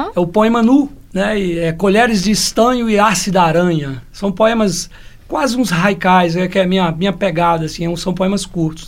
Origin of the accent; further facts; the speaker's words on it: Joaíma, Minas Gerais, Brazil; also born or lived in Almenara; eu brincava de roda quando era criança lá em Joaíma